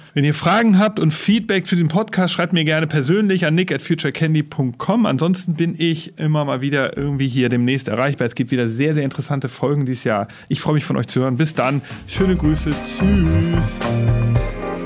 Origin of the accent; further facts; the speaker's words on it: Hamburg, Germany; als Hamburger